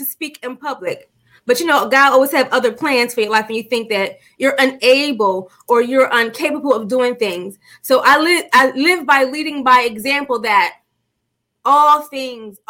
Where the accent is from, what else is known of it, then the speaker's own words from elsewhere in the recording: Philadelphia, Pennsylvania, United States; I'm just a girl from Philly